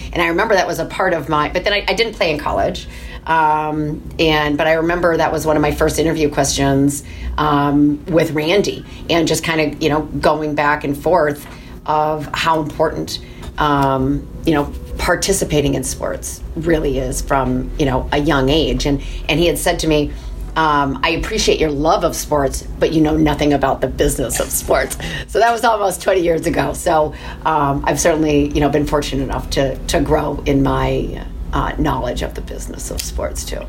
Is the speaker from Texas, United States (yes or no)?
no; Michigan, United States; moved away; also born or lived in Minnesota; I was born in Minnesota, um, but grew up in Michigan